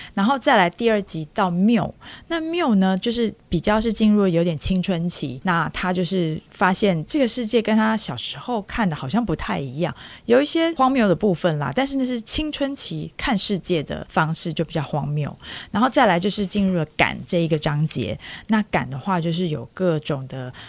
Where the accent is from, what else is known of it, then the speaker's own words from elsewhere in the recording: Taipei, Taiwan; 我们是成长在台北